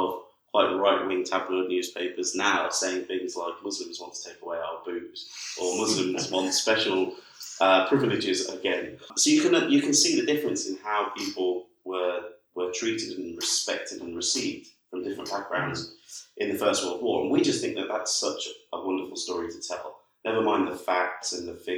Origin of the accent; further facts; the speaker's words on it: United Kingdom; being British